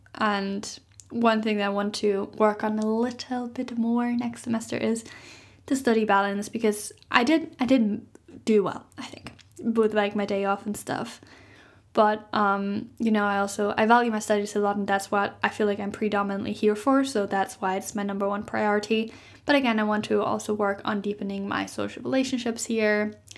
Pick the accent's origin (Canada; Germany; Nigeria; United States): Germany; moved away as an adult; I'm maybe ending up moving back to Germany